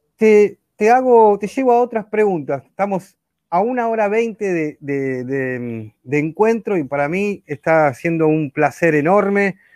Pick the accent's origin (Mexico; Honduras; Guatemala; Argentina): Argentina; como decimos acá en Argentina